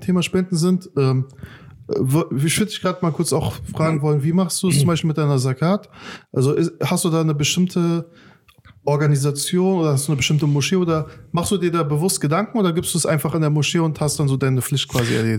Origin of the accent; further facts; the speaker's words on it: Afghanistan; now in Germany; in meinem Herkunftsland ist sehr, sehr krasse Armut in Afghanistan.